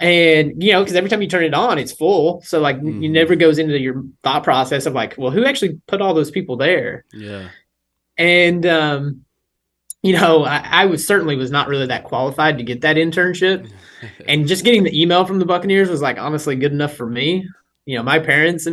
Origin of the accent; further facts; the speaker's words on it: rural Southwest Virginia, United States; moved away; I am originally from an extremely small town in rural Southwest Virginia, like right on the Kentucky border